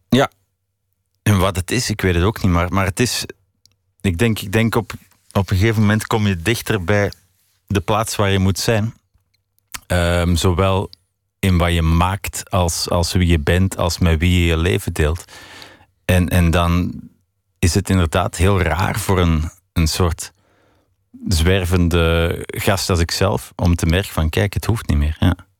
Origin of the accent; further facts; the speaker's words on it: Belgium; also born or lived in Paris; ik ben een muzikant uit België